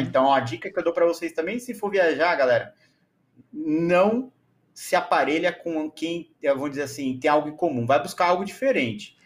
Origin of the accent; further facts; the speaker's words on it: São Paulo, Brazil; eu trabalhei em escolas bilíngues aqui no, em São Paulo, sou de São Paulo